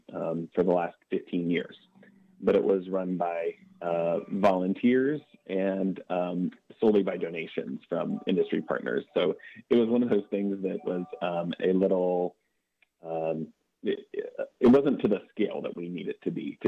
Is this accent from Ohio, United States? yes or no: yes; Athens County, Ohio, United States; being from the area. I grew up in Athens County